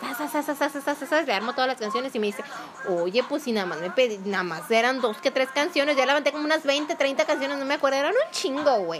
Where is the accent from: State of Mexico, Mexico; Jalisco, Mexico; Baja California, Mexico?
Jalisco, Mexico; Nayarit and; Yo me considero mitad nayarita y mitad jalisciense